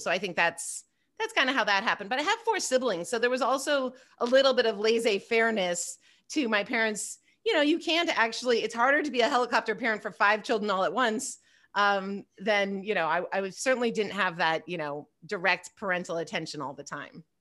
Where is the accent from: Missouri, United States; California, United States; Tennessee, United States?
California, United States; Pasadena; also born or lived in Bay Area, California; now in Los Angeles, United States; I grew up in Pasadena, in L A, and then I, um, I moved to the Bay Area